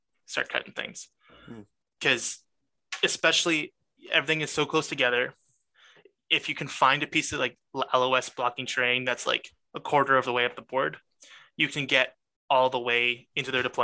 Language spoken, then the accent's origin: English; Canada; I am Canadian